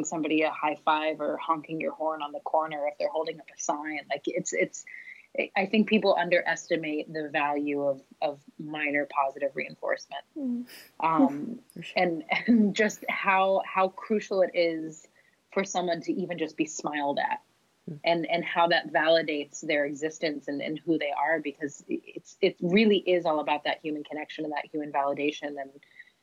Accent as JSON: {"language": "English", "region": "North Carolina", "country": "United States", "said": "I'm coming from North Carolina in the States"}